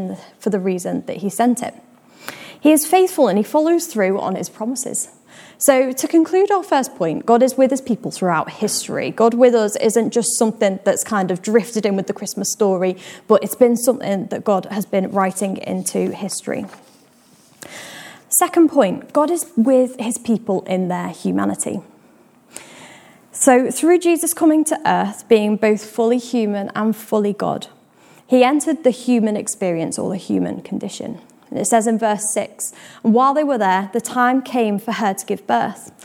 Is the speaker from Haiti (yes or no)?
no; Liverpool, North West England, United Kingdom; accent: Scouse; my Scouse accent